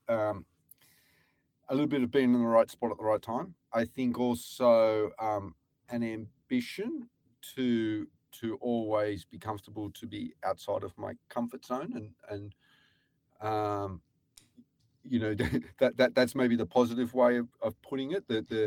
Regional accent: Newcastle, New South Wales, Australia; moved away as an adult; also born or lived in Sydney / Japan; now in Europe; I went to the University of Newcastle and I grew up in Newcastle

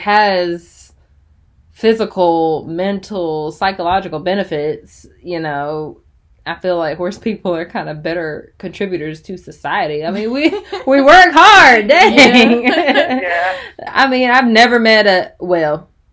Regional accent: Chapel Hill, North Carolina, United States; I'm from Chapel Hill, so I'm pretty sure we played like Cedar Grove in football

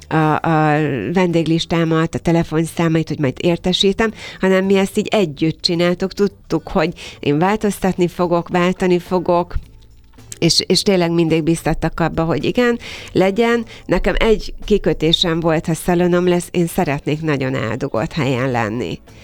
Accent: Kiskunhalas, Bács-Kiskun, Hungary; moved away as an adult; now in Budapest, Hungary; 31 évvel ezelőtt jelent meg Kiskunhalason az első szépségszalon

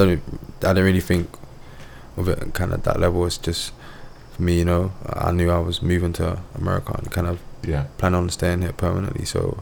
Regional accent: London, United Kingdom; moved away; also born or lived in Edmonton, London; I was born and raised in Tottenham.

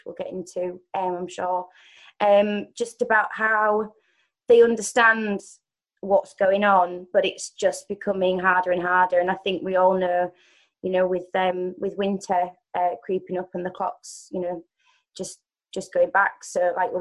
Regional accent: Hull, Yorkshire and the Humber, United Kingdom; moved away as an adult; now in London, United Kingdom; I'm from Hull, but I'm in London at the moment

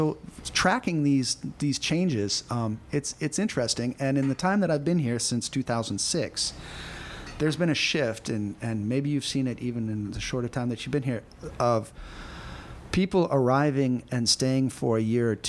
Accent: United States; moved away; Being an American citizen

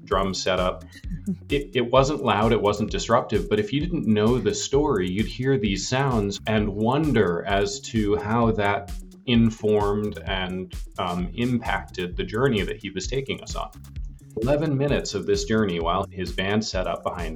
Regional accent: Vermont, United States; now in California, United States; my parents still live in the house that they bought the week after I was born in Vermont

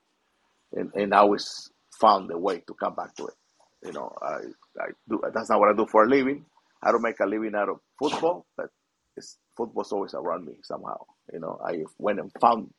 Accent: Mexico City, Mexico; now in Southern California, United States; I came from Mexico City.

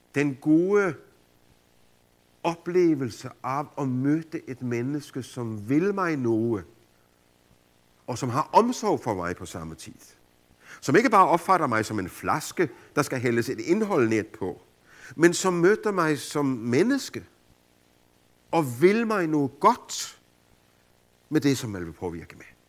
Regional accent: Denmark

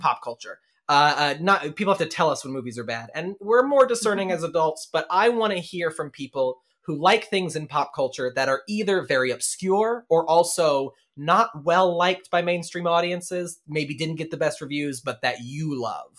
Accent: Denton, Texas, United States; moved away; growing up, Denton had two high schools, and then three by the time we left

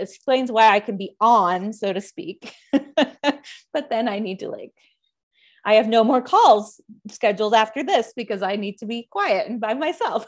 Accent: Dallas, Texas, United States; I grew up in North Texas near in the suburb of Dallas.

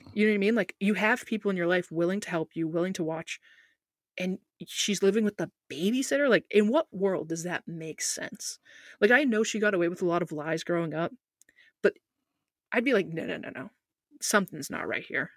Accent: United States; As an American

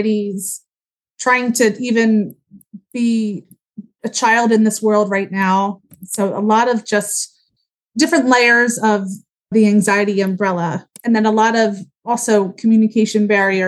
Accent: Huntingdon Valley, Pennsylvania, United States; I grew up in Huntington Valley. I went to Upper Moreland High School

